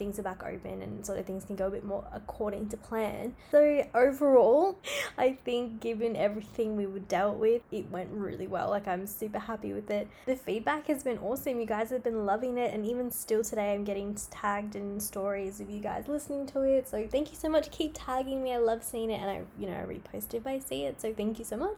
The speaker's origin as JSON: {"language": "English", "country": "Australia", "said": "I'm from Australia"}